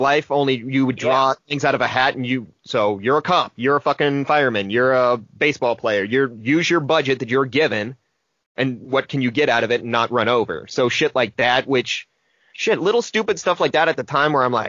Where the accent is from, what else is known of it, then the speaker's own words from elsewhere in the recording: Lincoln, United States; growing up in Lincoln, that tiny ass school